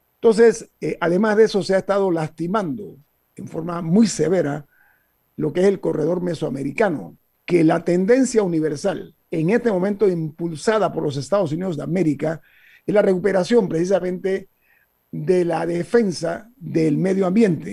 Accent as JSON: {"language": "Spanish", "country": "Panama", "said": "nosotros panameños"}